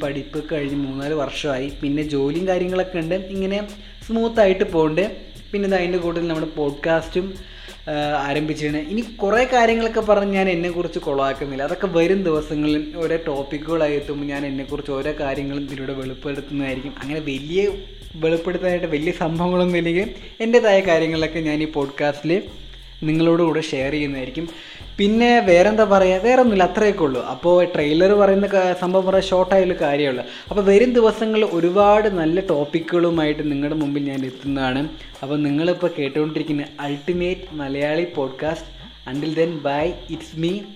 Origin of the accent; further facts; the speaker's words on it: Kollengode, Kerala, India; പാലക്കാട്ടിലെ കൊല്ലങ്കോട് സ്വദേശിയാണ്